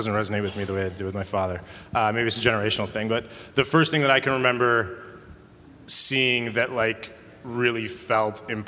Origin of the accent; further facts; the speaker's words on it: Tucson, Arizona, United States; growing up in Tucson, Arizona.